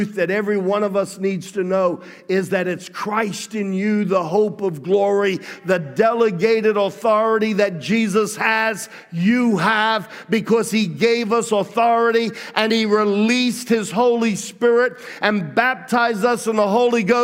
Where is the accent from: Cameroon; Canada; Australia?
Australia; now in United States; I grew up among Italians in Australia